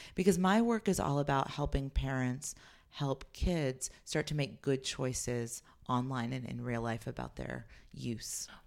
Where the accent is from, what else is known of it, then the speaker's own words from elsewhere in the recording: Los Altos, California, United States; I grew up in Los Altos, California, and moved there when I was twelve